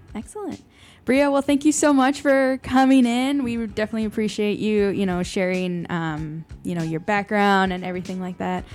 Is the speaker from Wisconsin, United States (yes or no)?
no; Chicago, Illinois, United States; growing up in Chicago